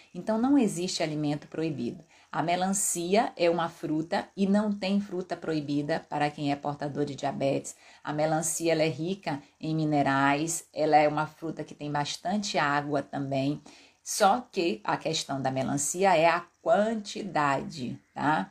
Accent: Pará, Brazil; moved away; da minha terra, lá do Pará

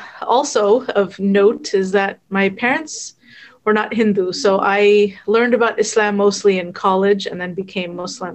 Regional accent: Fremont, California, United States; also born or lived in Oakland / Egypt; So I was born in Oakland, grew up pretty much in Fremont, went to college at Berkeley. I live now in the South Bay, so I've pretty much always been in the Bay Area. The only exception is 3 years my husband and I lived in Egypt.

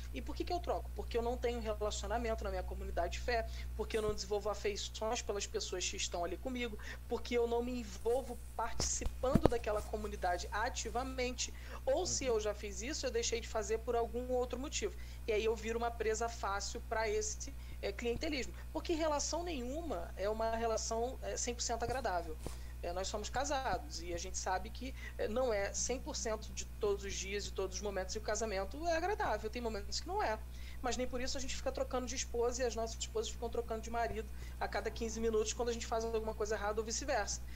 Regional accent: Rio de Janeiro, Brazil; quando eu era adolescente, eu tinha dois, três shoppings no Rio de Janeiro

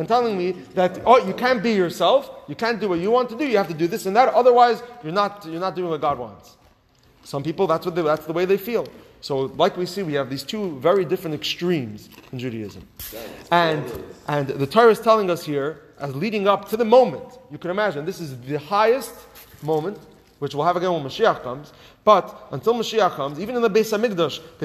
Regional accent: Los Angeles, California, United States; moved away; growing up in Los Angeles

